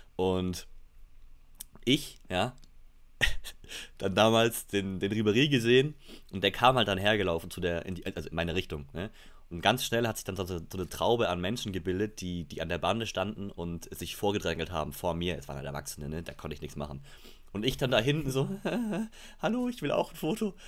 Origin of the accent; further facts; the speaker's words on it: Munich, Bavaria, Germany; ich bin gebürtiger Münchner, deswegen bin ich FC Bayern-Fan